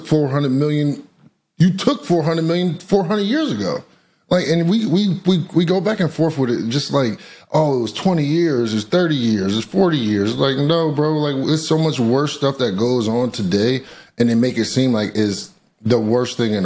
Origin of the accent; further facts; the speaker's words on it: United States; I'm American